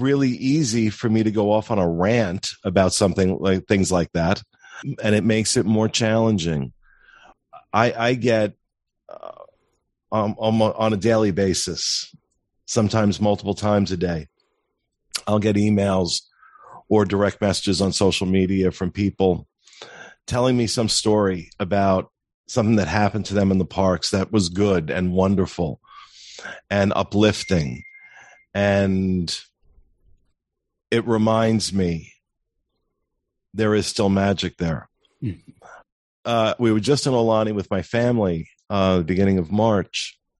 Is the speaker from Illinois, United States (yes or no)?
no; New Jersey, United States; Well, I'm from New Jersey.